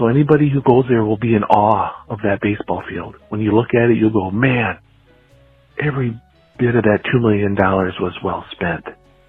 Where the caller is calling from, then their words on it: Rochester, United States; I'm calling from Rochester. I'm down in our basement here in my house.